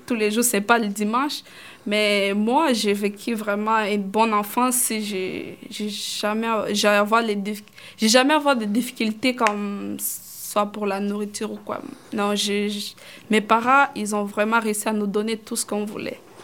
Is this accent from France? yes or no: no; Kigoma, Tanzania; French is a second language; now in Canada; je suis née là-bas dans les camps de réfugiés, j'ai grandi là-bas